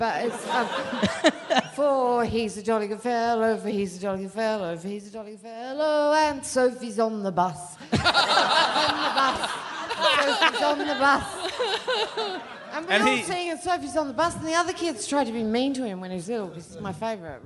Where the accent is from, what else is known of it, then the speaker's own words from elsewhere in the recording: Adelaide, South Australia, Australia; this is my base. I was born here at Calvary